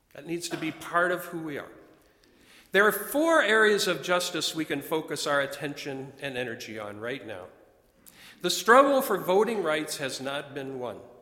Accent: Chicago, Illinois, United States; I come from Chicago

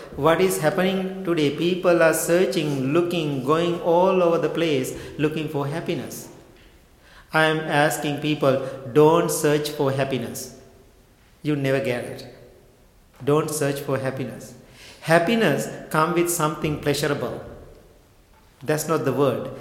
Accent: Sri Lanka; I was born and raised in Sri Lanka

